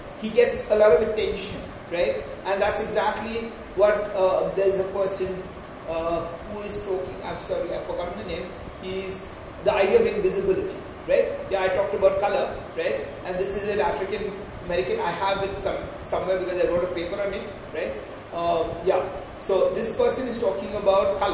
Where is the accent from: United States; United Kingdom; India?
India; I'm still talked about as an Indian